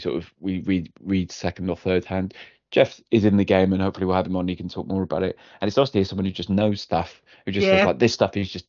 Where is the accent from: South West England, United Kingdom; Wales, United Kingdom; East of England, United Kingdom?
Wales, United Kingdom; as a Welshman